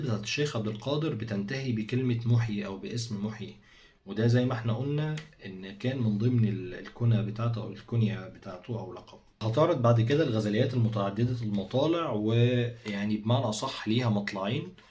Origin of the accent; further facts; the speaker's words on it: Egypt; عندنا في مصر